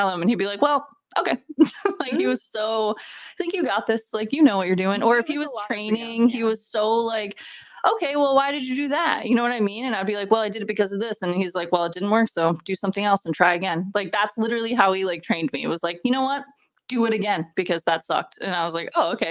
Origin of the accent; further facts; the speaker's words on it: Massachusetts, United States; also born or lived in California; I come back from California to Massachusetts. I go home.